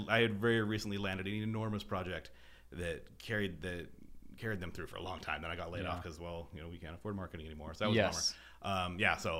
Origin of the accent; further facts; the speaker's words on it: Boise, Idaho, United States; also born or lived in Northern California; I grew up in Boise for the most part. You know, I was born here, moved away, lived in Northern California for a number of years when I was a kid, you know, went to high school, went to college here.